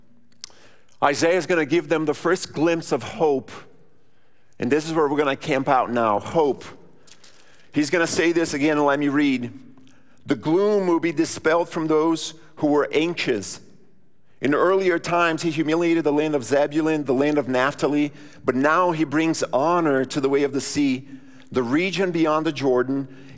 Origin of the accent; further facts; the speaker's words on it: Rio Grande do Sul, Brazil; now in Brownsburg, United States; I grew up in southern Brazil.